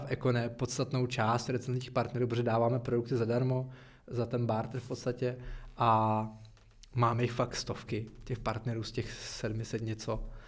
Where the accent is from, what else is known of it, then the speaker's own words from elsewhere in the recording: Czechia; my jsme Češi